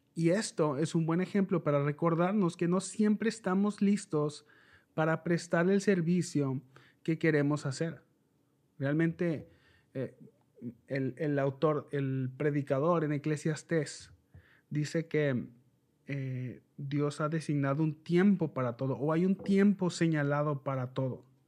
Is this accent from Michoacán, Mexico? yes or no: no; Mexicali, Baja California, Mexico; Yo soy de Mexicali, México